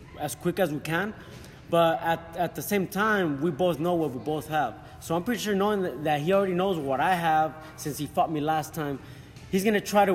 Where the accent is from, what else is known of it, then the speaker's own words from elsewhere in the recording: Fresno, California, United States; I do have a lot of love also for Fresno, California. That's where I'm from. I was raised in Fresno, California.